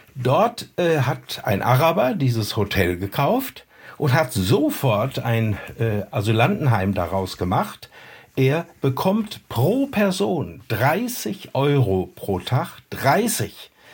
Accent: North Rhine-Westphalia, Germany; in meiner Heimat in Westfalen

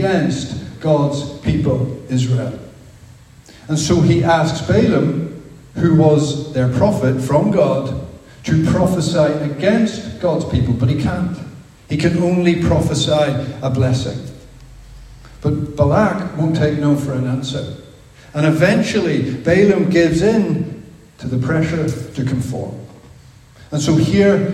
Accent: Belfast, Northern Ireland, United Kingdom; I grew up in Belfast

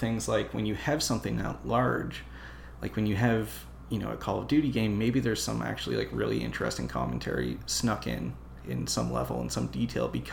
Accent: Canada; as a Canadian

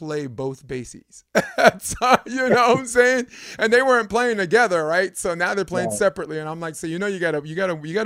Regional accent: New York, United States; I'm from New York

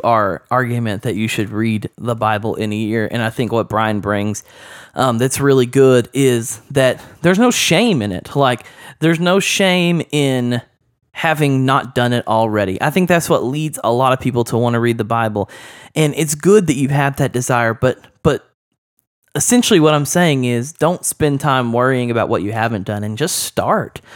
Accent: Oklahoma, United States; I grew up in Oklahoma

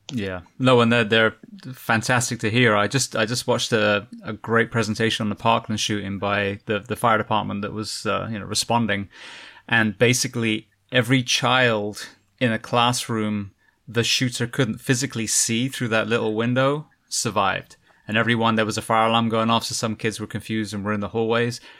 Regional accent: England, United Kingdom; moved away; you can tell I'm from England

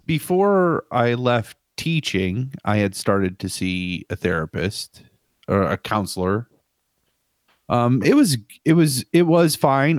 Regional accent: Dayton, Ohio, United States; Dayton, my hometown

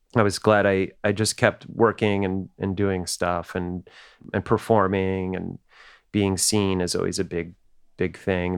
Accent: New Jersey, United States; we didn't really have that these Brooklyn accents, 'cause we grew up in New Jersey

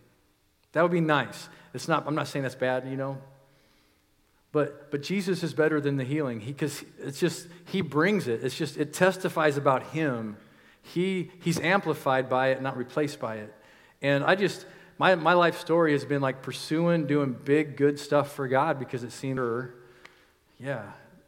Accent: United States; We, as American Christians

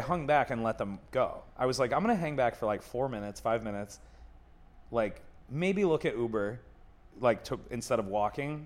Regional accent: Buffalo, New York, United States; now in Chicago, United States; I'm from Buffalo

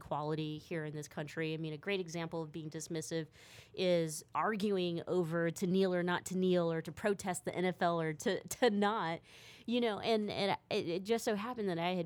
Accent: Stockton, California, United States; I grew up in Stockton

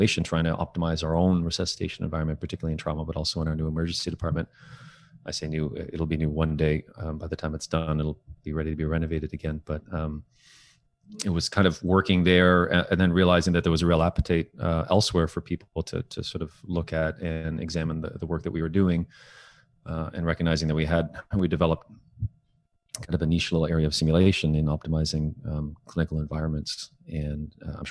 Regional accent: Toronto, Ontario, Canada; also born or lived in Kingston; I was born and raised in Toronto

